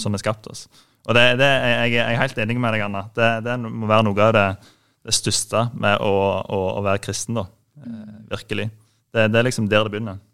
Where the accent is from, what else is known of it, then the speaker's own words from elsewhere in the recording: Jæren, Rogaland, Norway; moved away as an adult; now in Oslo, Norway; jeg kommer fra Vigerstua på Jæren. Veldig fine plass å vokse opp